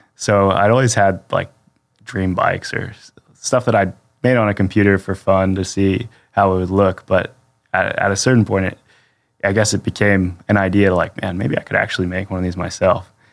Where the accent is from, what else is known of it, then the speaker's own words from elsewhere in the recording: Pennsylvania, United States; I'm from Pennsylvania